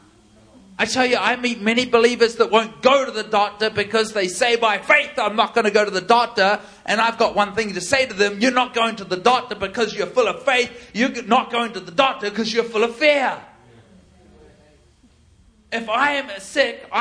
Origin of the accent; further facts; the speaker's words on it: New Zealand; I'm from New Zealand